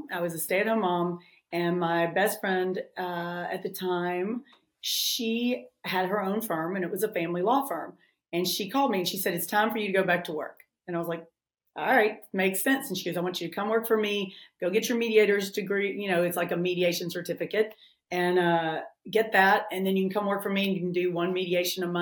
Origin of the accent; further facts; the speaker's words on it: Memphis, Tennessee, United States; also born or lived in Nashville, Tennessee / New York; I'm from Memphis. I've lived in Memphis a lot of my life, and I've lived in Nashville a lot of my life. So, I can't get rid of the accent